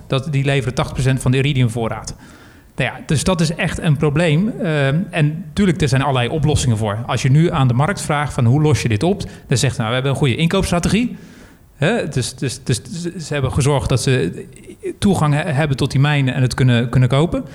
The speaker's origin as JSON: {"language": "Dutch", "country": "Netherlands", "said": "als Nederlander"}